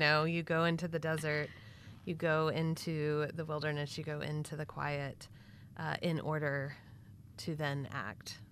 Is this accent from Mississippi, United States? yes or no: no; Texas, United States; I grew up Southern Baptist in Texas